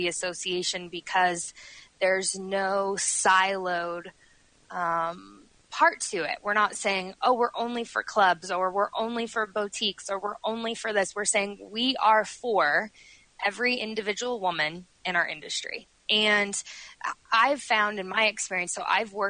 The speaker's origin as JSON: {"language": "English", "town": "Denver", "region": "Colorado", "country": "United States", "tie": "born or raised there", "also_born_or_lived": "Milwaukee, Wisconsin", "said": "I've lived here since I was 6 years old. I was born in Milwaukee, and my parents said, we are going to move to Colorado, and they did."}